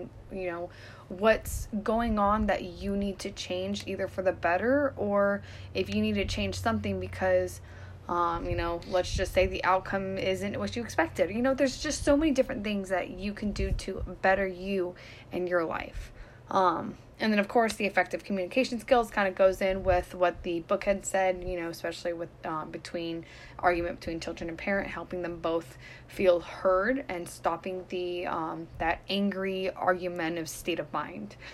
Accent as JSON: {"language": "English", "region": "California", "country": "United States", "tie": "born or raised there", "moved": "yes", "said": "I'm from California, where I was 15 minutes, 20 minutes away from the ocean"}